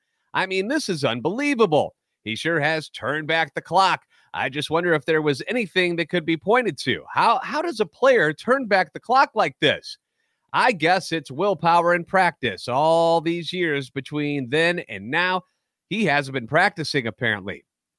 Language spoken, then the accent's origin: English; St. Louis, Missouri, United States; I'm a national radio sports anchor, born and raised in the Lou